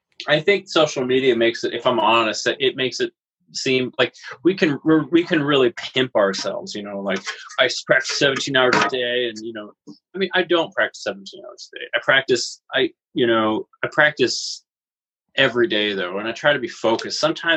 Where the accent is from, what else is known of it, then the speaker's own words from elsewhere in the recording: Salt Lake City, Utah, United States; And that's where my hometown is, and I was a professor there, and I did a lot of growth as a human.